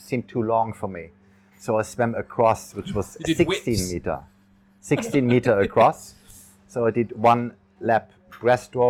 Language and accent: English; Koblenz, Rhineland-Palatinate, Germany; moved away as an adult; now in Phuket, Thailand; the first triathlon in my hometown, Koblenz, 1983